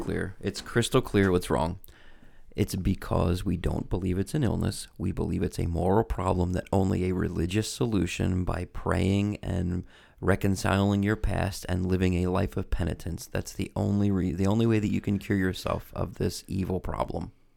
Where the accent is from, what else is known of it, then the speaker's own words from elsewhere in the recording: United States; I'm American